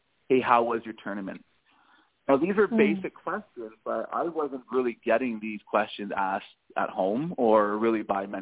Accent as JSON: {"language": "English", "town": "Toronto", "region": "Ontario", "country": "Canada", "tie": "born or raised there", "said": "I was born and raised in Toronto, Canada, a beautiful, amazing city."}